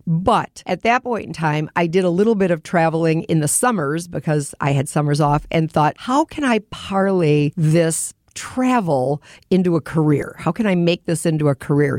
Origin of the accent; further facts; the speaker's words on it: Lake Michigan, Wisconsin, United States; also born or lived in Colorado; born and raised on Lake Michigan